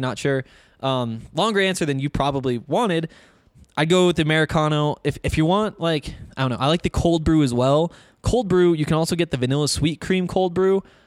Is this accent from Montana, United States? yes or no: yes; Flathead Valley, Northwest Montana, United States; accent: Montana; moved away; I grew up in the Flathead Valley, Northwest Montana, kind of a resorty area.